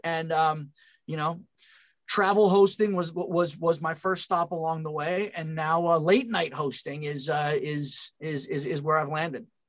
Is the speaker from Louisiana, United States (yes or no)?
no; California, United States; moved away as an adult; also born or lived in Long Island, New York / Pennsylvania; I'm from California